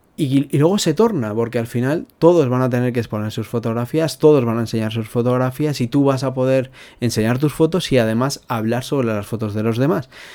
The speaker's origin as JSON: {"language": "Spanish", "country": "Spain", "said": "somos españoles, somos latinos"}